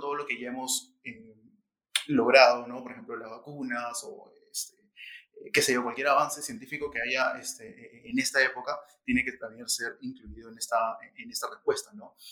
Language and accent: Spanish; Peru; estamos viendo todos juntos como, como, peruanos